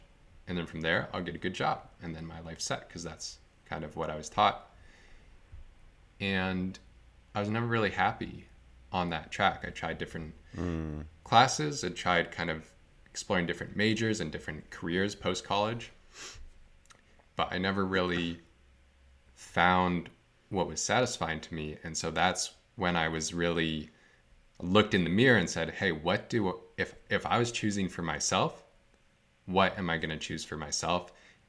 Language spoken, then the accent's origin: English; Vermont, United States; So I grew up in Northern Vermont.